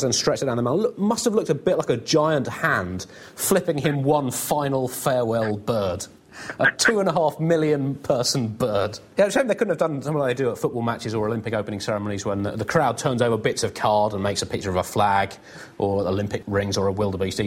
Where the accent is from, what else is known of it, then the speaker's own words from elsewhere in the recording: United Kingdom; as a British person